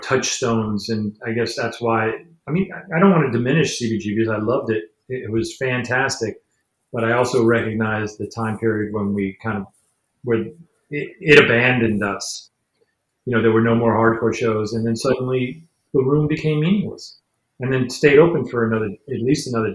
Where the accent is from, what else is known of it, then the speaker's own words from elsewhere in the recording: New York City, New York, United States; I grew up in New York. I'm a cosmopolitan person